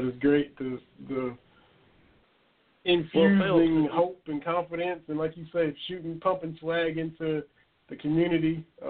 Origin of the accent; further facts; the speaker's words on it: Lynch, Kentucky, United States; A hop and a jump from my hometown in Harlan County up in Lynch.